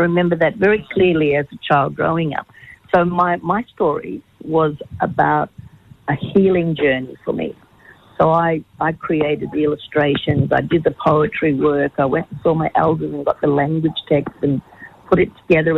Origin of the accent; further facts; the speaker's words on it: Australia; I'm Aboriginal. I'm proud to be an Aboriginal